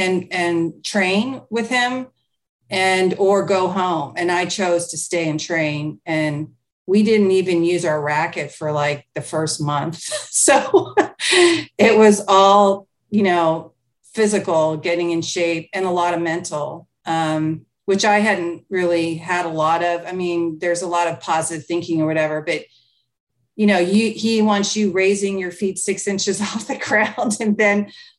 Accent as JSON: {"language": "English", "country": "United Kingdom", "said": "I went to Germany. I went to Mexico. I'm from Europe. I'm from the UK."}